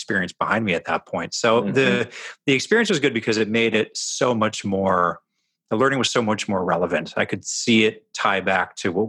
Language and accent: English; Edmonton, Alberta, Canada; I grew up in Canada, not far from the Montana border. So those that kind of know the geography of North America, in Edmonton, Alberta.